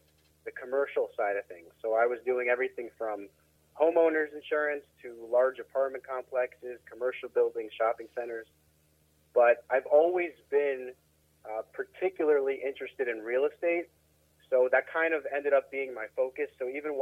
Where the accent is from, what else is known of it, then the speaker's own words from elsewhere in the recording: Baltimore, Maryland, United States; I'm in the city, but, you know, my family moved around a bit, but we've always been in Maryland. So this is where I grew up. This is my city